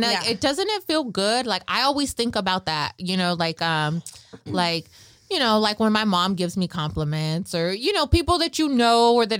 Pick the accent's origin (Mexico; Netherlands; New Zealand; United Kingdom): Mexico; Michoacán; Carrilla, we're from Michoacán, like, right?